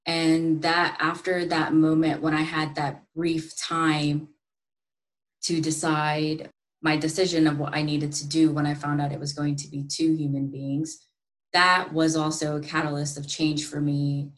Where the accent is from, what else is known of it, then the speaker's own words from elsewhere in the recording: India; born there; because I was born in India originally.